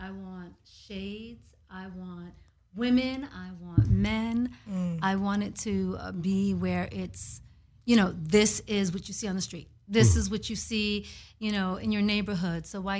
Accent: New York City, New York, United States; moved away; I am from the East Coast. I'm from New York City, born and raised in the Boogie Down Bronx, BX in the home.

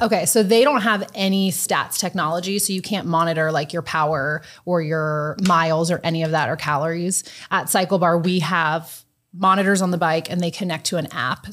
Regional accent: Washington, District of Columbia, United States; moved away as an adult; also born or lived in Louisville, Kentucky; now in Omaha, United States; I am from Washington, D C, born and raised.

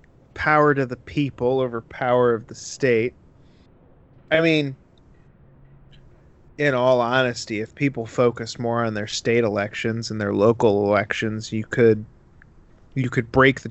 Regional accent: Western New York, United States; we said we're from Western New York.

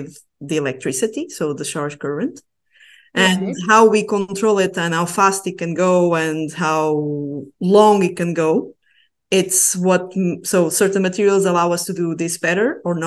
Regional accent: Portugal; now in Basque Country, Spain; I'm originally from Portugal, but I'm now in the northeast of Spain in a region called the Basque Country.

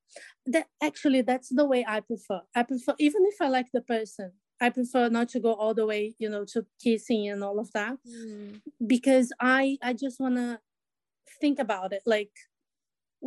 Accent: Brazil; now in Australia; I live in Australia. I'm also from Brazil

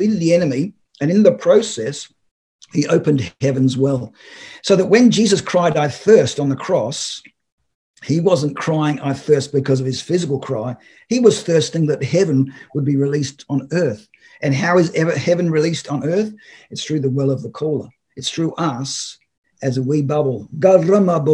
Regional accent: Australia; I'm Australian

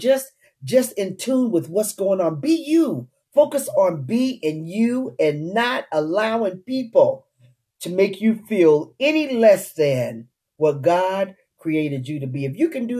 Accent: Utah, United States; moved away as an adult; also born or lived in Washington, D.C.; I uprooted myself from the Washington, D.C. area to come back to my hometown, Utah

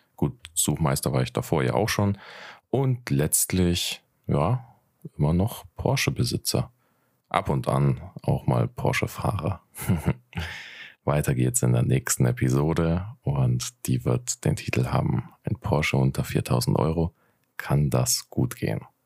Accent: Nuremberg, Bavaria, Germany; 27, bin aus Nürnberg

